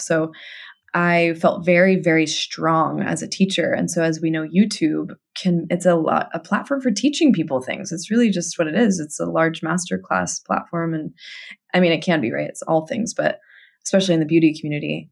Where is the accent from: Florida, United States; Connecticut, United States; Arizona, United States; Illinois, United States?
Arizona, United States; Tucson; moved away as an adult; also born or lived in Los Angeles; my hometown in Tucson, Arizona